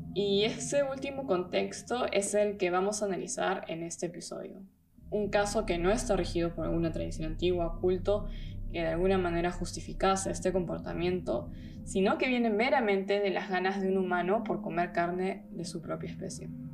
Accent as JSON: {"language": "Spanish", "country": "Peru", "moved": "yes", "lives_now": "Germany", "said": "soy de Perú, vivo hace un tiempo en Alemania"}